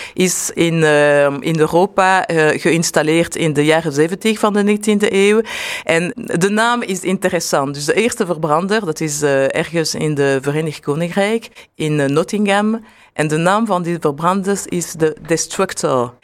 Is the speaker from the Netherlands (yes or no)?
no; Brussels, Brussels-Capital Region, Belgium; als Brusselaar